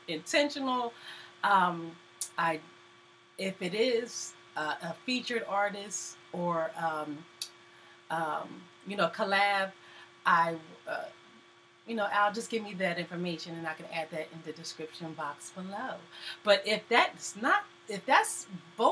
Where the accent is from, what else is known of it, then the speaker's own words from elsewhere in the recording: Philadelphia, Pennsylvania, United States; also born or lived in Virginia; I am raised in Philly. Everybody knows I was born in Virginia, but I've really been here pretty much my whole life, since maybe about two or three